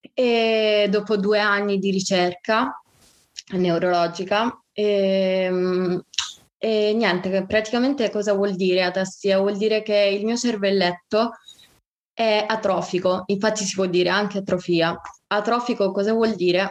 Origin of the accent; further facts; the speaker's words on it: Sicily, Italy; moved away as an adult; also born or lived in Bologna; io sono siciliana, vivo, eh, ho vissuto a Bologna per l'università